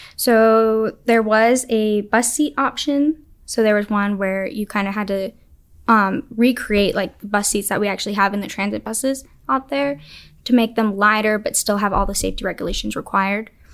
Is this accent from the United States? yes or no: yes; Alamogordo, New Mexico, United States; I'm from Alamogordo. It's about three hours south of Albuquerque